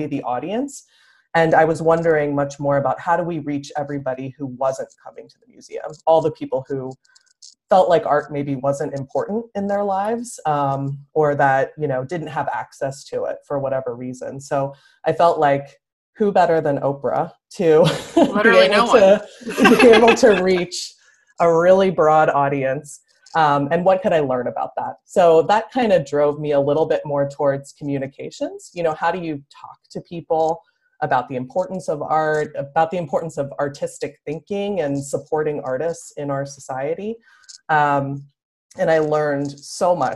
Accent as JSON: {"language": "English", "town": "Philadelphia", "region": "Pennsylvania", "country": "United States", "tie": "born or raised there", "moved": "as an adult", "lives_now": "Los Angeles, United States", "said": "I grew up on the East Coast and in Philadelphia"}